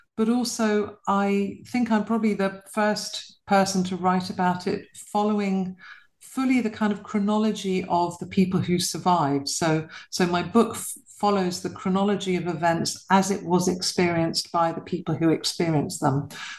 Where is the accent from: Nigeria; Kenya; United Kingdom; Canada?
United Kingdom; London; I was born and bred in London to a British mother and a Polish father.